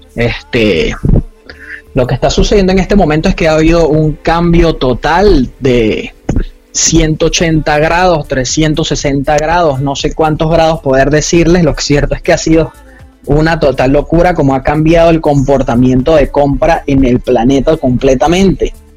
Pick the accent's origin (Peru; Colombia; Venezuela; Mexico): Venezuela; now in Panama; soy de Venezuela